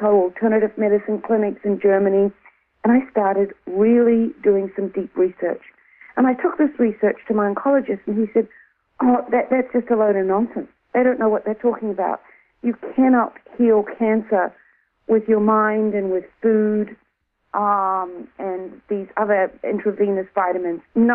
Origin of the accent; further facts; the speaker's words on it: New Zealand; moved away as an adult; also born or lived in Australia; I'm originally from New Zealand, but I was living in Australia at the time.